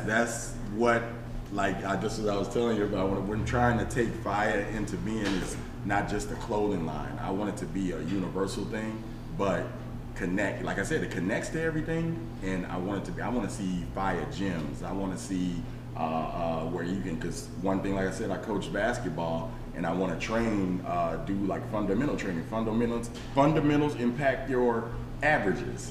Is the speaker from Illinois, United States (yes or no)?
yes; Aurora, Illinois, United States; also born or lived in Chicago; growing up in Chicago, growing up in Aurora on the tough sides of the west side